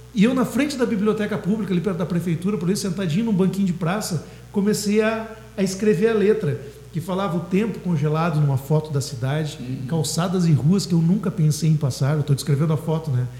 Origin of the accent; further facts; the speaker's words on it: Dom Pedrito, Rio Grande do Sul, Brazil; moved away as an adult; now in Pelotas, Brazil; eu sou natural de Dom Pedrito